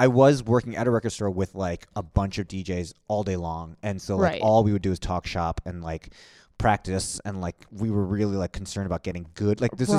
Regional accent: New York, United States; Well, I'm from New York originally.

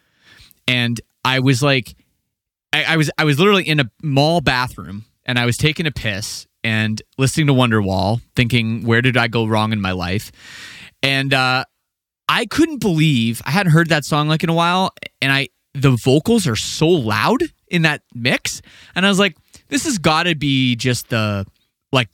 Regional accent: Canada; I'm Canadian

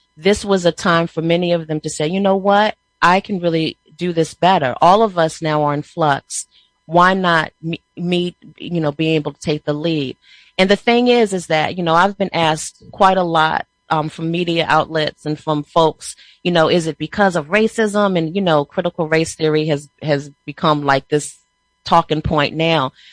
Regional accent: Prince George's County, Maryland, United States; we're from Prince George's County, Maryland

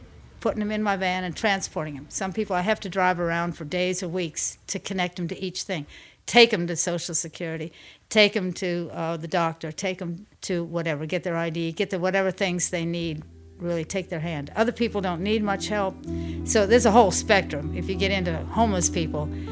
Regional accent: Louisville, Kentucky, United States; also born or lived in Fort Wayne, Indiana / Virginia; now in New Orleans, United States; Basically grew up in Louisville, Kentucky. That's what I would relate to as home.

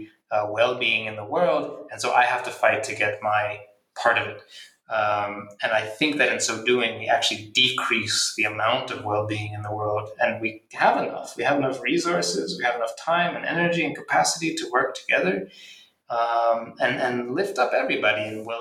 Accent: Philadelphia, Pennsylvania, United States; I grew up in Philadelphia, so, you know, like the football Eagles team on the weekend

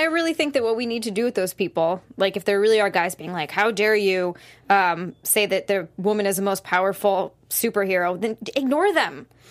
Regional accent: Hawaii, United States; I'm from Hawaii. I used to live in a bikini

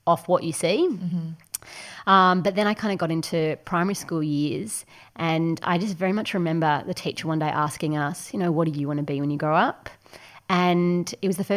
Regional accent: Ballarat, Victoria, Australia; also born or lived in Bendigo; I grew up in Bendigo and then moved quite shortly to Ballarat

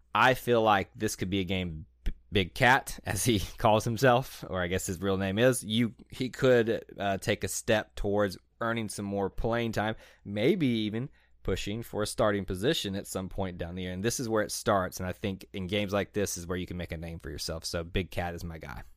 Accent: Montgomery, Alabama, United States; since I'm from Montgomery

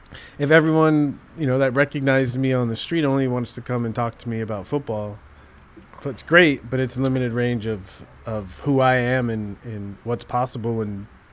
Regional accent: Southern California, United States; growing up in Southern California, being an African-American male

